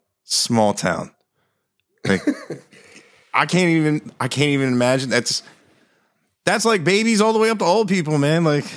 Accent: Delaware, United States; also born or lived in Philadelphia; I'm from Delaware.

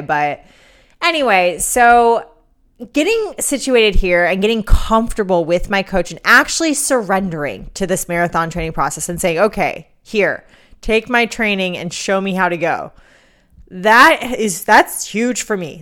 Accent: New York City, New York, United States; moved away; I'm a New Yorker

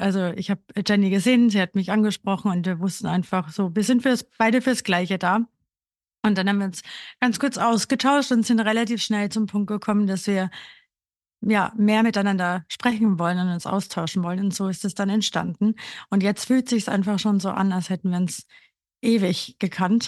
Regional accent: Burgenland, Austria; moved away as an adult; now in Berlin, Germany; ich komme aus Österreich, aus einem ganz kleinen Dorf im Burgenland und bin eben vor sechseinhalb Jahren nach Berlin gezogen

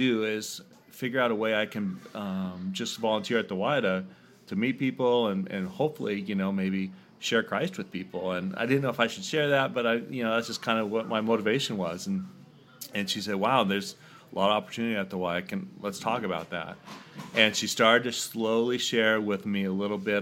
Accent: Seattle area, Washington, United States; also born or lived in Sumner, Washington; I grew up in Washington, Northwest area my whole life

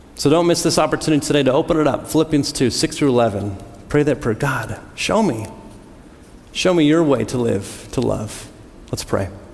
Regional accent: United States; I was born in the United States

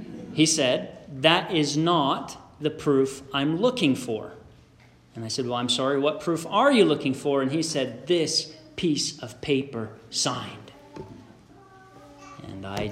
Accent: Canada; also born or lived in Beamsville, Ontario; a Canadian citizen who was attending school in the States

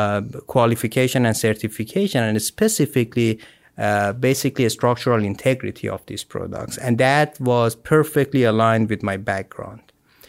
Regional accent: Iran; moved away as an adult; now in United States

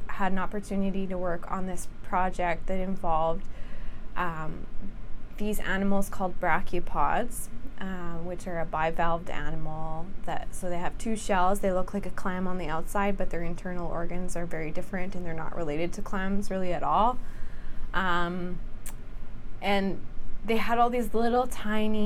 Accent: Saskatchewan, Canada; moved away as an adult; also born or lived in Alberta; I grew up in Saskatchewan

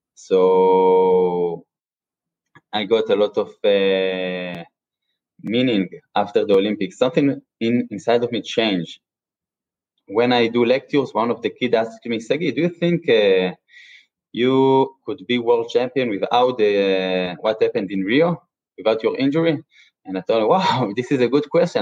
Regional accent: Israel; I'm from Israel.

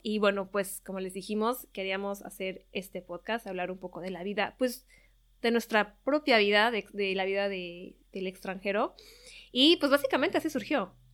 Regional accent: Mexico City, Mexico; moved away as an adult; also born or lived in Toronto, Canada / Madrid, Spain; now in Paris, France; yo soy mexicana eh, de la Ciudad de México

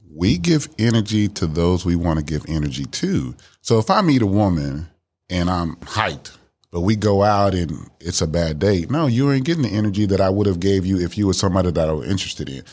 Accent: Miami, Florida, United States; now in Dallas, United States; I'm originally from Miami, Florida. I live here in Dallas, Texas

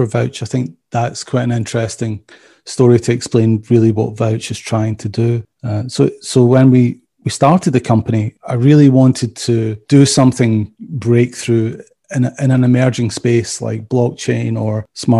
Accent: Scotland, United Kingdom; also born or lived in Belgium; now in Atlanta, United States; probably from my accent, you can tell I'm not from around Atlanta originally. So I originally Scottish.

